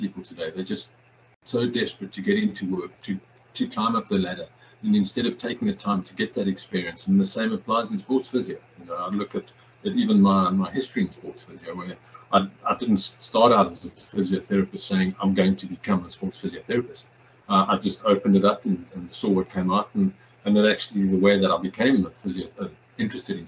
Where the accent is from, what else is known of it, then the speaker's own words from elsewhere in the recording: Johannesburg, Gauteng, South Africa; moved away as an adult; now in Miami, United States; I was born in South Africa, a city called Johannesburg. That's where I went to school.